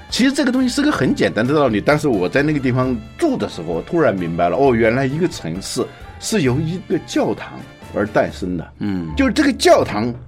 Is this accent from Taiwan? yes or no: no; Hubei, China; now in Beijing, China; 这是湖北，这是我们的老家